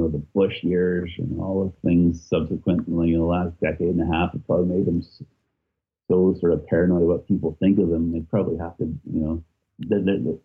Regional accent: Edmonton, Alberta, Canada; moved away as an adult; now in Belfast, United Kingdom; growing up in Edmonton, growing up in Canada

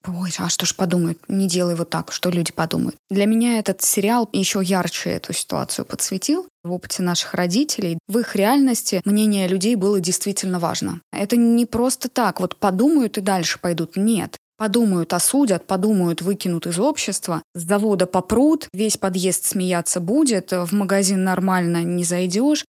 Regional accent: a small town in Nizhny Novgorod Oblast, Russia; Я из небольшого города Нижегородской области.

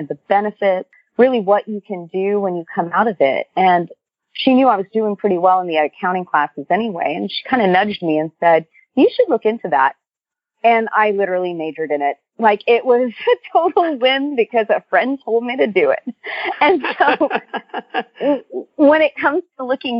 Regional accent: Corpus Christi, Texas, United States; I'm from Corpus Christi, which is in South Texas.

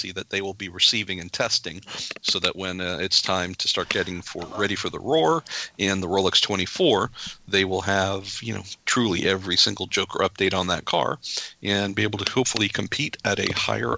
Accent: California, United States; I'm from California

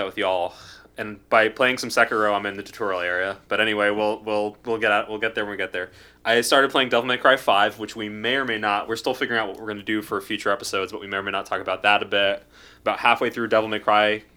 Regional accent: United States; being an American

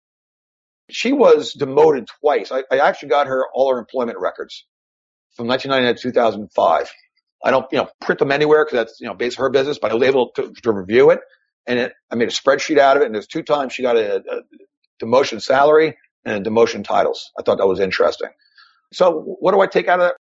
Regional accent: New York, United States; it's just my style as a New Yorker, right, as a Viking New Yorker

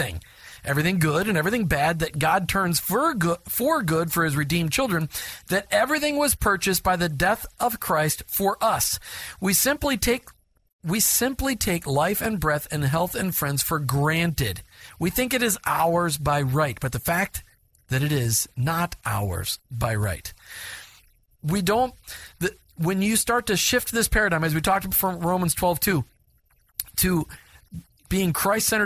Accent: Minnesota, United States; I grew up in Minnesota

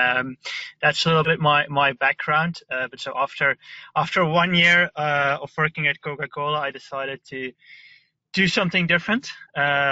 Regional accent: Belgium; I'm from Belgium

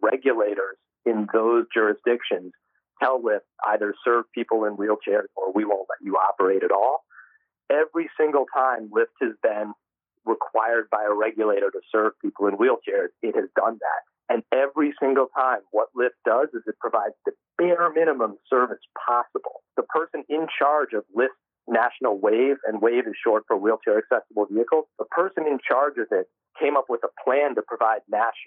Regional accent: White Plains, New York, United States; my hometown of White Plains

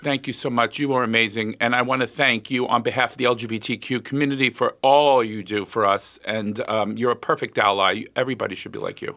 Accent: United States; I was born in the United States.

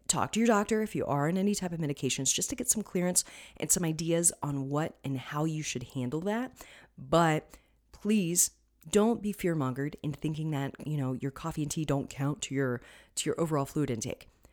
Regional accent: Florida, United States; I'm from Florida. We had plenty of citrus.

